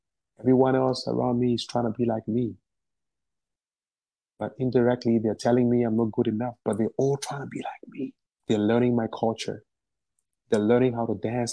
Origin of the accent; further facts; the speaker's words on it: Ghana; now in China; I'm from Ghana.